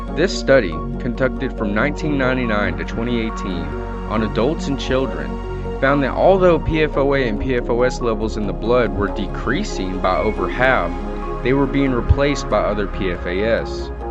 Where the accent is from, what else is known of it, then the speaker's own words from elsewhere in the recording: Tennessee, United States; my home state of Tennessee